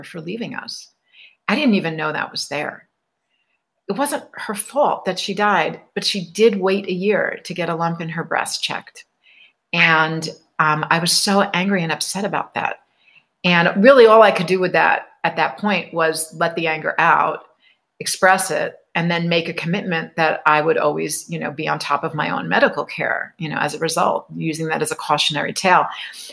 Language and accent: English; New York, United States; I grew up in New York, right over the New Jersey border